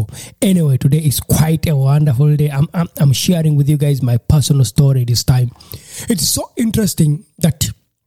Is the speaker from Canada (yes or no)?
no; Uganda; moved away as an adult; now in Germany; when I was growing up in Uganda